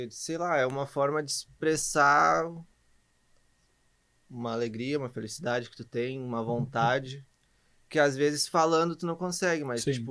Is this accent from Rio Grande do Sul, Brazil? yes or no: yes; Nova Santa Rita, Rio Grande do Sul, Brazil; venho de Nova Santa Rita e gosto dos do meus hambúrgueres e do café do Mike.